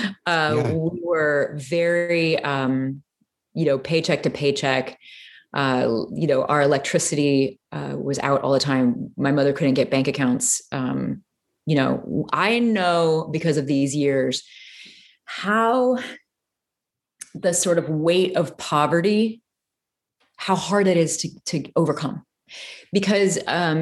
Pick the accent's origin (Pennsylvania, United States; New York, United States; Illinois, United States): Illinois, United States; Peoria; I grew up in Peoria, Illinois